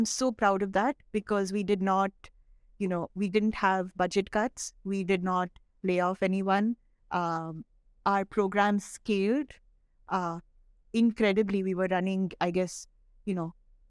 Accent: India; I'm so proud of just being an Indian, yeah, that I feel like it's a very Indian thing.

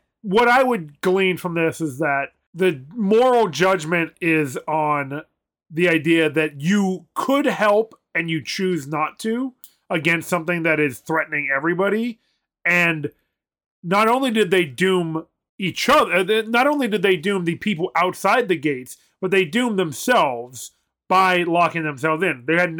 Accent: United States

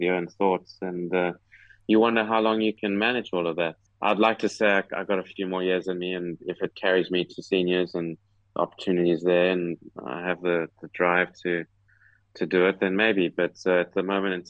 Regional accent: South Africa; moved away as an adult; also born or lived in United States; now in United Kingdom; down in my home country

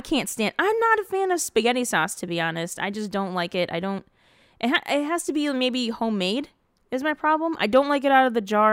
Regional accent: Dearborn, Michigan, United States; moved away; I grew up on Williamson Street in Dearborn.

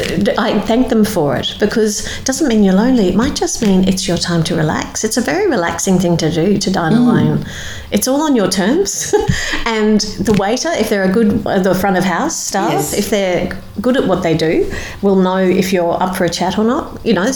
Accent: Queensland, Australia; People say I don't sound like I'm from Queensland.

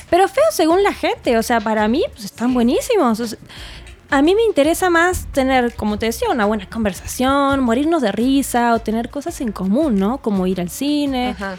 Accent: Argentina; now in Mexico

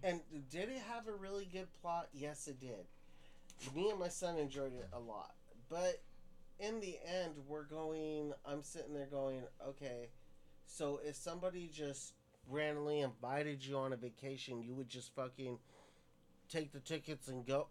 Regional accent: Stockton, California, United States; I grew up in Stockton

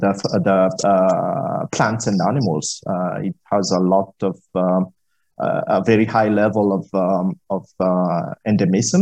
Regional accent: Madagascar; I'm from Madagascar. Born there, raised there

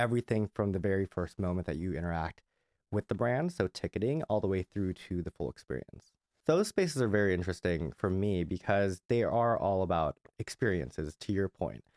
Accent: Southern California, United States; I grew up in Southern California.

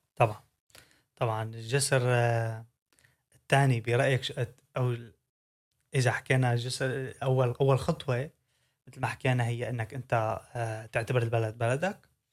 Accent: Syria; now in Netherlands; انا من سوريا

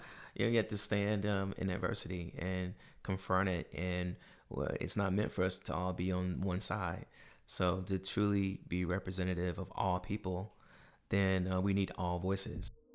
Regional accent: Durham, North Carolina, United States; moved away; we grew up in Durham, North Carolina

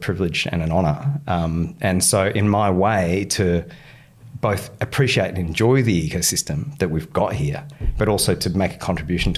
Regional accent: Western Australia, Australia; moved away; I grew up in Western Australia

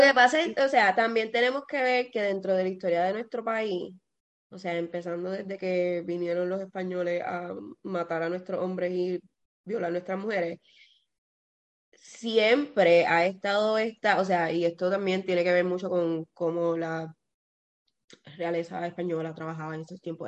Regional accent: Puerto Rico; yo soy de Puerto Rico

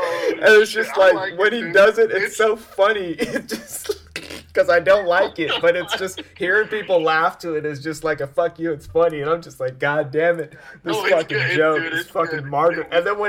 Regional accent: Philippines; Nope, I'm Filipino.

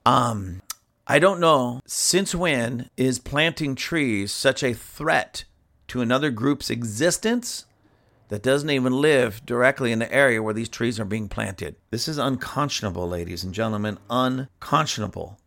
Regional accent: United States; I'm from America.

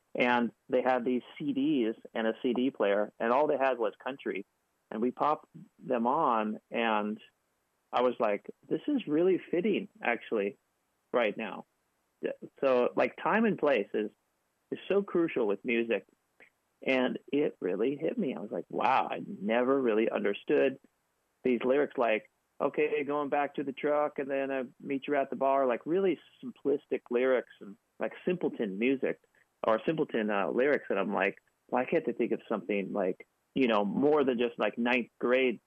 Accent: Seattle, Washington, United States; moved away as an adult; now in Los Angeles, United States; We grew up in Seattle together

